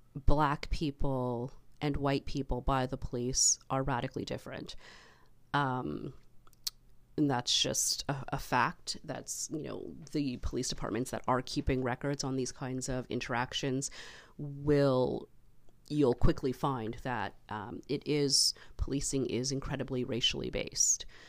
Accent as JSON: {"language": "English", "country": "Canada", "said": "being Canadian"}